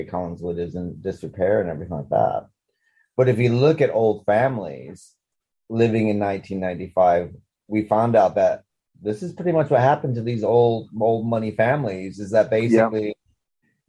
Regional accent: Sackets Harbor, New York, United States; now in England; I grew up in Sackett's Harbor

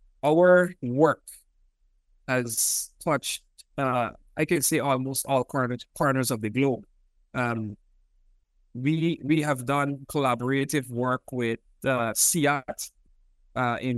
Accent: Georgetown, Demerara-Mahaica, Guyana; moved away as an adult; also born or lived in Cuba / Reading, United Kingdom; I was born in Georgetown, Guyana. I grew up in Guyana.

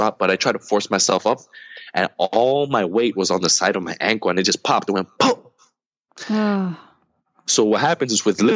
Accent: United States; I'm American

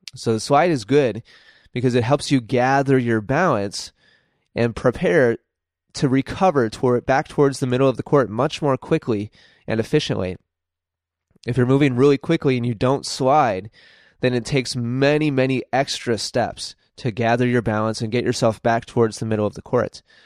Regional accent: United States

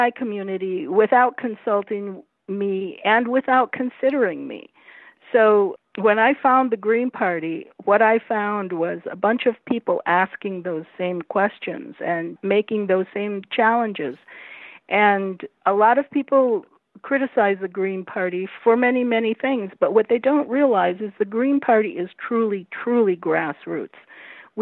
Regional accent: Toledo, Ohio, United States; here in my hometown of Toledo, Ohio

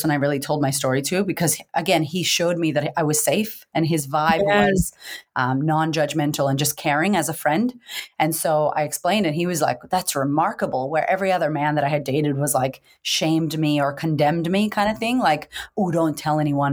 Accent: Boston, Massachusetts, United States; moved away as an adult; now in Australia; I grew up in America, in Boston, to a bipolar single mother

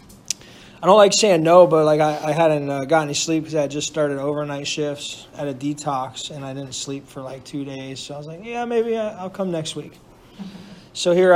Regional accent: Orlando, Florida, United States; moved away; I grew up in Orlando, Florida, too. So I'm 3,000 miles away from, you know, where I grew up

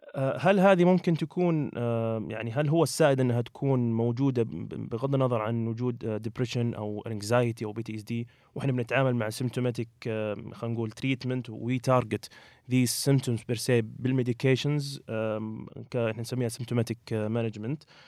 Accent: Saudi Arabia; عندنا في السعوديه

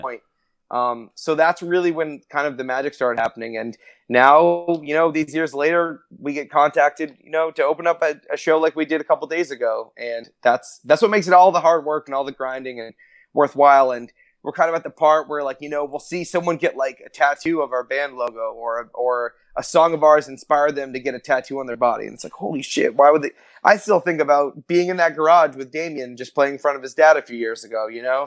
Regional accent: Maine, United States; now in Orlando, United States; I'm originally from Maine, which is way up, way up in the north, almost in Canada

